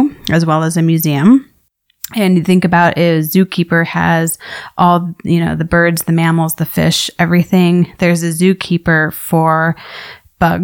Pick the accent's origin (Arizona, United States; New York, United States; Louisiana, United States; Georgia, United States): Arizona, United States; Tucson; I grew up here in Tucson, Arizona, really loving just the variety of bugs and creepy crawlies